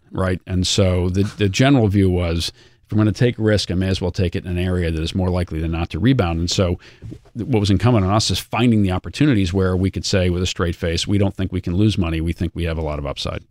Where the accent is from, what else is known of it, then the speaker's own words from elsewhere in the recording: outside of Boston, Massachusetts, United States; I grew up outside of Boston and I was a Red Sox supporter